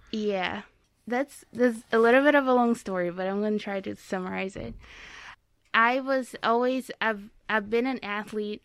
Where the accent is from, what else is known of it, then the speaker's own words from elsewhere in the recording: Itapira, São Paulo, Brazil; English is a second language; moved away as an adult; now in Fort Wayne, United States; I am from São Paulo State, but I grew up in a very small city called Itapira.